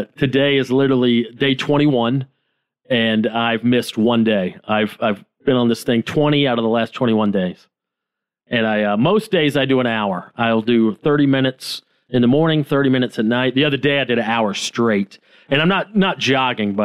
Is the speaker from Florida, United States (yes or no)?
no; Georgia, United States; moved away as an adult; now in Los Angeles, United States; I'm from Georgia